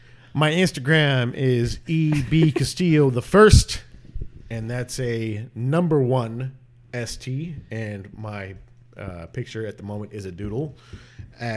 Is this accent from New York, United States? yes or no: no; Tehachapi, California, United States; I'm from Tehachapi, California. 93561.